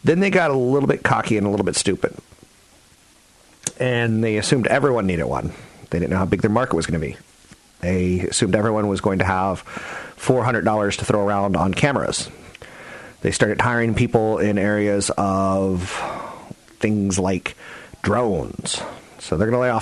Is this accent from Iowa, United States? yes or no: no; San Carlos, California, United States; a company that's based in my hometown of San Carlos